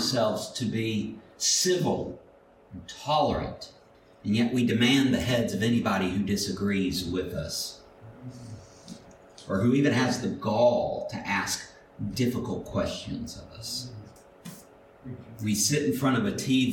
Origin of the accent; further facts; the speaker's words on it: Mobile, Alabama, United States; I grew up in Mobile